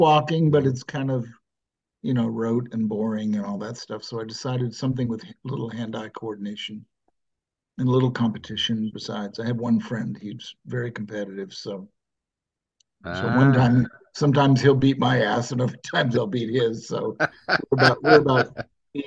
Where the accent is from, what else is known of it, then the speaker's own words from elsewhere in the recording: New England, United States; now in San Francisco Bay Area, United States; growing up in New England